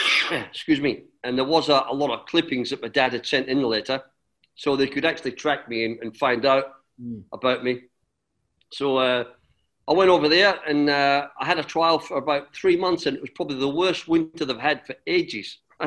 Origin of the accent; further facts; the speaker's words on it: Adelaide, South Australia, Australia; accent: Scottish; also born or lived in Glasgow, Scotland; my mum was from Liverpool, my dad was from Glasgow, so it was a good mix. And I was born in Glasgow. We moved to Australia when I was 6 years old and grew up in Australia.